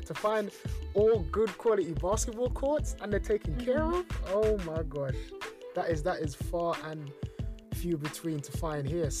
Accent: London, United Kingdom; I'm from London

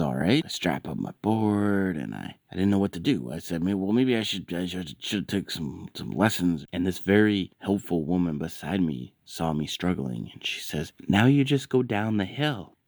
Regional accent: Canada; I'm Canadian

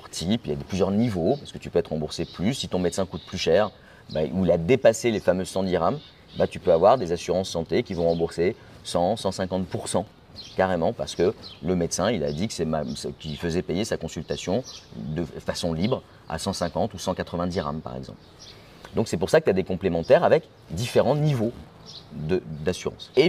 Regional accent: Belgium; now in Morocco; moi je suis de Belgique.

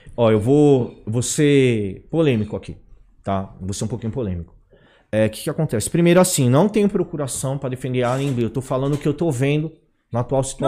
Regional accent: São Paulo, Brazil; eu sou nascido e criado no Brás, meu, eu sou de periferia, entendeu?

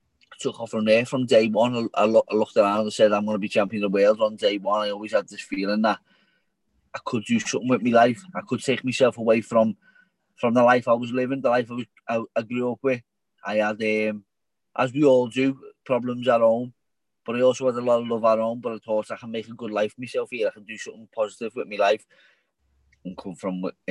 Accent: Liverpool, North West England, United Kingdom; I grew up in a small community in the centre, the very centre of Liverpool.

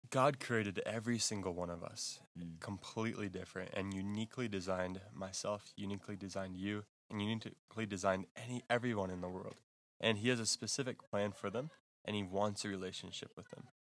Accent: Texas, United States; moved away; also born or lived in Michigan / Africa; I am originally from Texas in the United States, and then a few years ago moved to Michigan

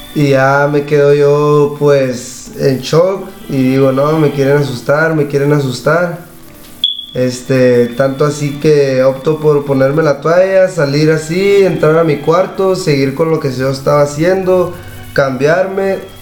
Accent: La Paz, Baja California Sur, Mexico; Yo soy aquí de La Paz, la colonia de la Vista

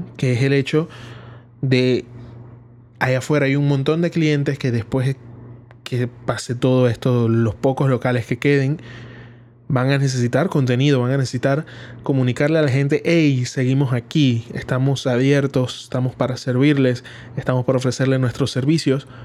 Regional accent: Panama; aquí en Panamá, que es donde es mi país

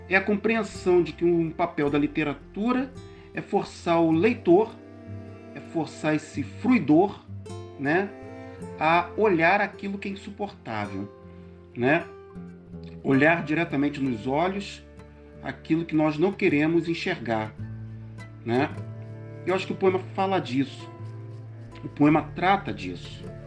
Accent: Rio de Janeiro, Brazil; now in Teresópolis, Brazil; sou natural do Rio de Janeiro, moro atualmente na cidade de Teresópolis região serrana do Rio.

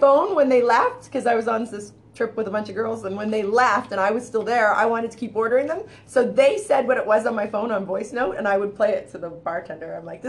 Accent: Canada; Born and raised in Canada.

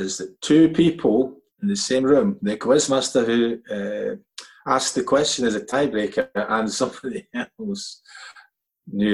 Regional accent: Scotland, United Kingdom; we grew up in Scotland, you were allowed to have an English side as well.

